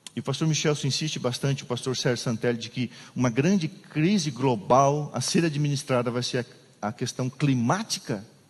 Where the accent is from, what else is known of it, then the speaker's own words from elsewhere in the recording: Bom Retiro, Santa Catarina, Brazil; moved away; Eu nasci num lugar onde cai neve, está geando, minha, nevando lá em Bom Retiro, onde eu nasci